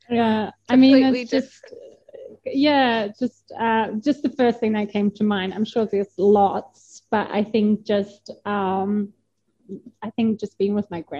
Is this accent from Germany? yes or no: yes; East Germany, Germany; And because I'm from East Germany, so we have, we used to have these, you know, Trabis